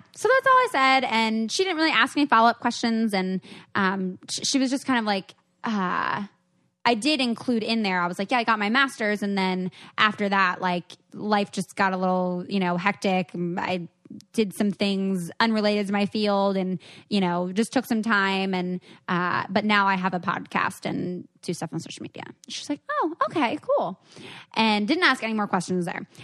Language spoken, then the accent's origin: English; Seattle, Washington, United States; I'm from Seattle.